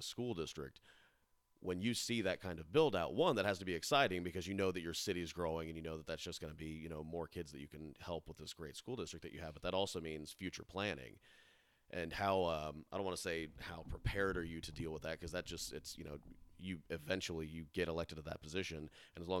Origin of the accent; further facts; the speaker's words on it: Raymore, Missouri, United States; I grew up in Raymore